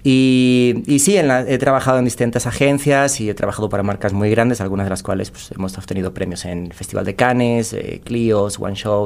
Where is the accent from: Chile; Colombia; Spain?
Spain; Cáceres, Extremadura; moved away as an adult; also born or lived in Saltillo, Coahuila, Mexico; now in Mexico City, Mexico; Emigré de España, de una ciudad muy pequeñita que se llama Cáceres